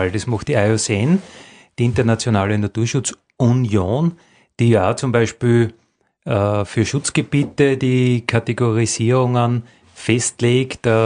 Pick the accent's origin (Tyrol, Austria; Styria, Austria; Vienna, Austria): Styria, Austria; Graz; Ja, glaubt man gar nicht, dass man eigentlich nicht so weit hat als Grazer ans Meer